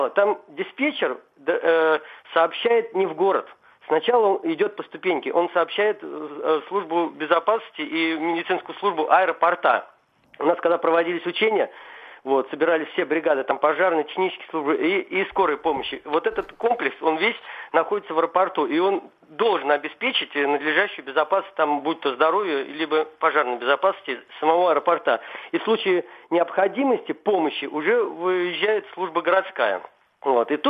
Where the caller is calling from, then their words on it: Moscow, Russia; я из Москвы, я звоню вам.